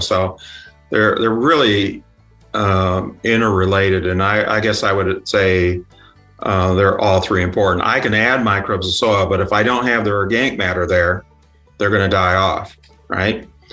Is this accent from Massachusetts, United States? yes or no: no; Yorkville, Illinois, United States; moved away; also born or lived in Kansas; came from a small town. It's called Yorkville. It's about an hour and a half drive from Chicago.